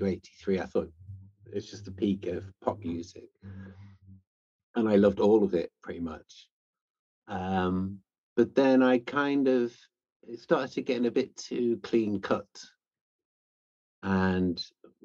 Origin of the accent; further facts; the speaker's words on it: New Brighton, North West England, United Kingdom; also born or lived in Dounreay, Scotland; I grew up on the Wirral, New Brighton